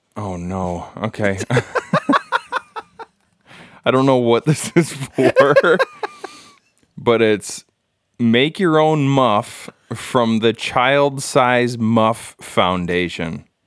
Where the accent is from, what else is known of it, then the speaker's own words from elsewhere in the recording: United States; as an American